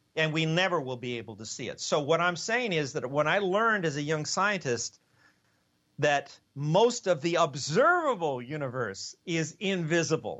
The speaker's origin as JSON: {"language": "English", "town": "Los Angeles", "region": "California", "country": "United States", "tie": "born or raised there", "also_born_or_lived": "Ithaca, New York / Cambridge, Massachusetts", "moved": "as an adult", "said": "I was born in East LA, so that was kind of on the wrong side of the tracks"}